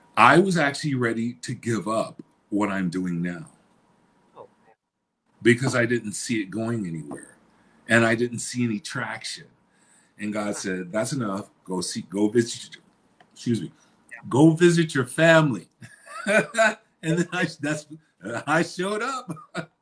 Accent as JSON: {"language": "English", "region": "Illinois", "country": "United States", "tie": "born or raised there", "moved": "yes", "said": "born and raised in Illinois."}